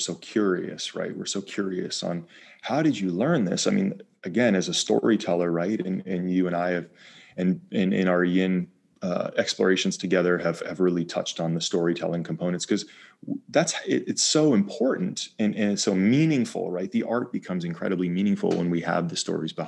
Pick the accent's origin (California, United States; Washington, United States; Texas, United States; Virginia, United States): California, United States; Bay Area; moved away; also born or lived in East Coast / Maine; I grew up in California, in the Bay Area, outside of San Francisco.